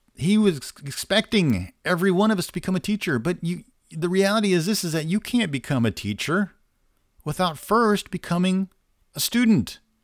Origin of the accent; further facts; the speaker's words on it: Indiana, United States; I'm from Indiana